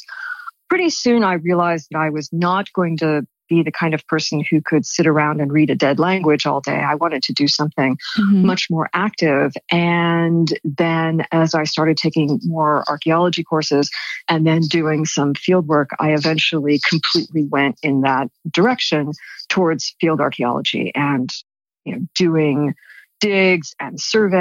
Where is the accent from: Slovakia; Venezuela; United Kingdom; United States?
United States; California; moved away; I'm originally from California and I live in Los Angeles now. So I'm back in my ancestral homeland